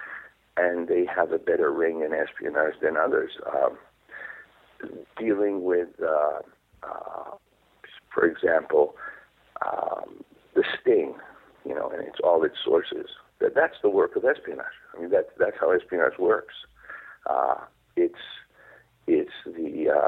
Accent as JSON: {"language": "English", "country": "Israel", "tie": "born or raised there", "second_language": "English", "said": "I wrote in Hebrew. I wrote, and that was my main language when I growing up in Israel"}